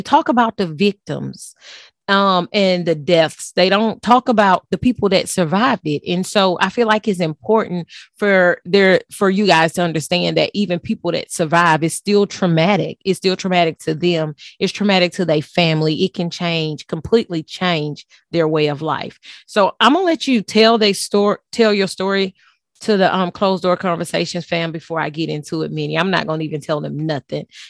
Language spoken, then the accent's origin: English; Texas, United States; also born or lived in Baton Rouge, Louisiana; I'm from Texas